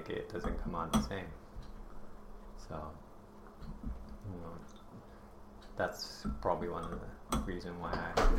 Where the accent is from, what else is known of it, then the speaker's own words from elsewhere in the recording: Japan; moved away as an adult; now in Hawaii, United States; I grew up in Japan